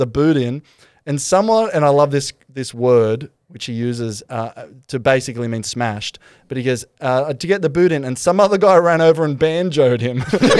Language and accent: English; Glasgow, Scotland, United Kingdom; but I grew up in Glasgow. It seemed natural to me that a wee forearm smash would sort it out.